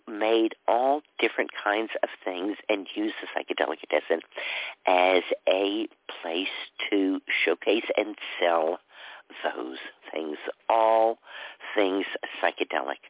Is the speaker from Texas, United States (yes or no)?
yes; Dallas, Texas, United States; moved away; also born or lived in California / New York; I grew up in Dallas. We certainly weren't in the downtown part of Dallas. We were out in a suburb